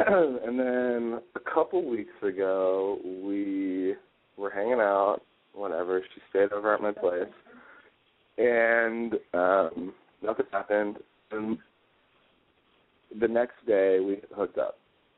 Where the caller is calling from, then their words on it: Las Vegas, Nevada, United States; I am calling from Las Vegas, and I live in Los Angeles.